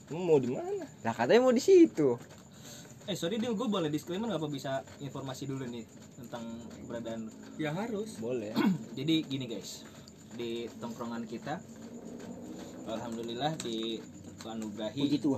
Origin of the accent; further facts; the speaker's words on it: East Jakarta, Jakarta, Indonesia; kita kebetulan orang Jakarta Timur nih